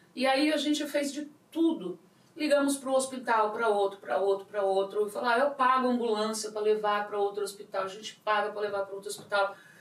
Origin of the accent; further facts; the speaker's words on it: São Paulo, Brazil; eu sou muito paulista, muito brasileira